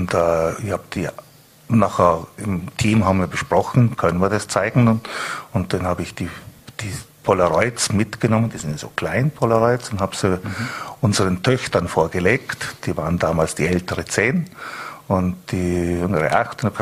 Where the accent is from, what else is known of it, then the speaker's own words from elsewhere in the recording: Bregenz, Vorarlberg, Austria; Also die Menschen und natürlich, äh, ich bin ja aus Bregenz, mhm.